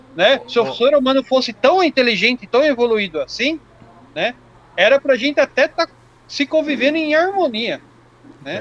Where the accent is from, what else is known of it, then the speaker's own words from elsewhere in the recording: Jundiaí, São Paulo, Brazil; eu sou de Jundiaí